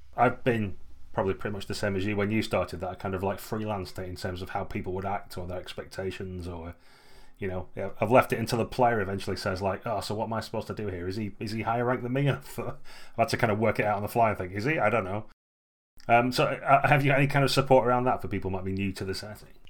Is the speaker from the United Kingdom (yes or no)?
yes; United Kingdom; we're British